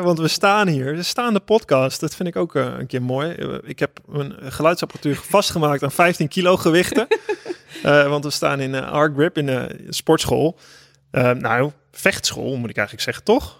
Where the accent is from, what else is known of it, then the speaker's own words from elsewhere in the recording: Holten, Overijssel, Netherlands; Ik kom ook uit Overijssel. Holte